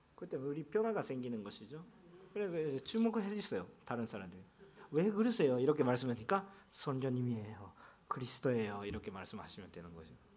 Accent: Japan; first language Japanese; Korean is a second language; also born or lived in South Korea; now in Yokohama, Japan; 제가 일본 사람이었기 때문에

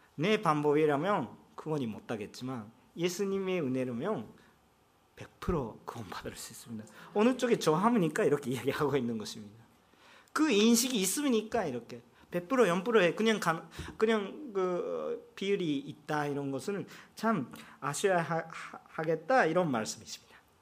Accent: Japan; Korean is a second language; 나도 일본 사람인데

